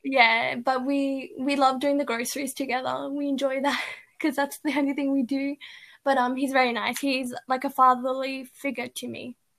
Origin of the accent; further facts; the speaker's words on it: Canberra, Australian Capital Territory, Australia; I was born and raised here in Canberra